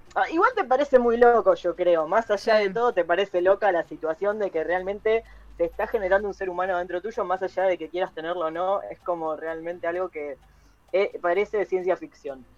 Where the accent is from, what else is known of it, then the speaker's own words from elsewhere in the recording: Zona Sur, Buenos Aires Province, Argentina; soy de Zona